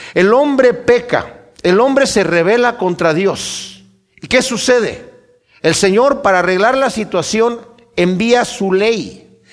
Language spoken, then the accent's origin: Spanish; Mexico; mi país, México